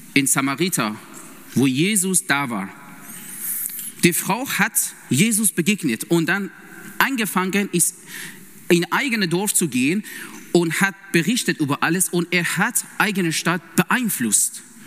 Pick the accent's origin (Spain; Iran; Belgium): Iran; German is a second language; also born or lived in Vienna, Austria; now in Siegen, Germany; ich komme ursprünglich aus dem Iran